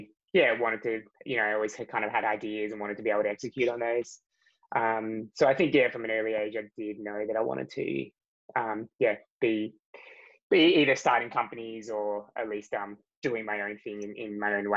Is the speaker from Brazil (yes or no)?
no; Australia; I grew up in Australia